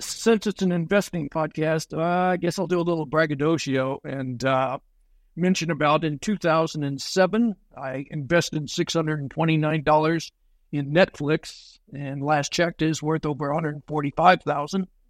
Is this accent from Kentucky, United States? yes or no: no; Texas, United States; I'm from Texas